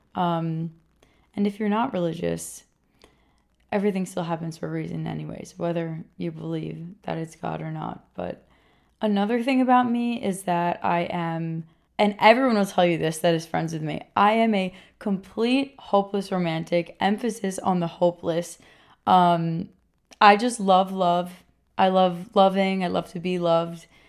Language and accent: English; Rockland County, New York, United States; also born or lived in Queens, New York; I was born in Queens, and I was raised in Rockland County, New York, which is, like, a suburb just outside New York City.